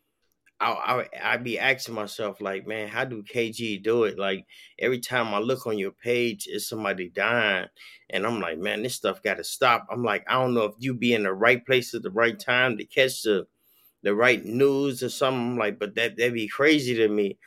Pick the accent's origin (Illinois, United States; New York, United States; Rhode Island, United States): Illinois, United States; Chicago; growing up in Chicago